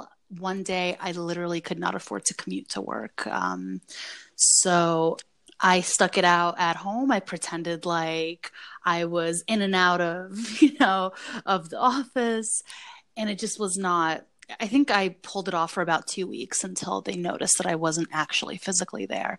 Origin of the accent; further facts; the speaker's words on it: Saint Petersburg, Russia; English is a second language; also born or lived in New Jersey / New York; now in United States; Former Soviet Union, then St. Petersburg in Russia, then New Jersey, and then New York.